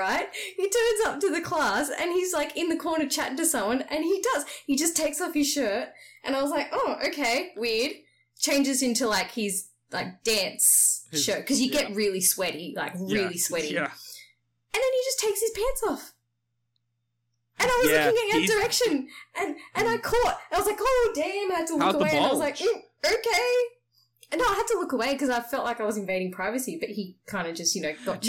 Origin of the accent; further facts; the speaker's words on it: Transylvania, Romania; We're from Transylvania.